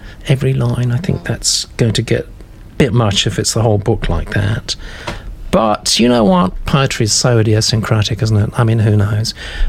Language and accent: English; California, United States; I live in the Pacific Northwest, though I grew up in California.